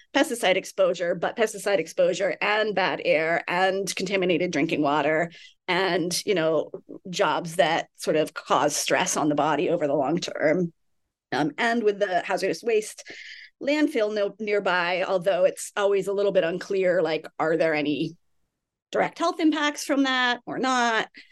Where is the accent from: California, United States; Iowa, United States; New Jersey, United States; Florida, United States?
California, United States; I grew up in California.